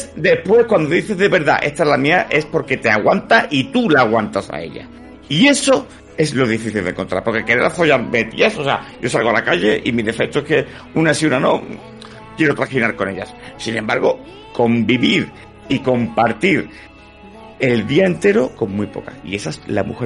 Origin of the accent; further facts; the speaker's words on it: Málaga, Andalusia, Spain; yo soy malagueño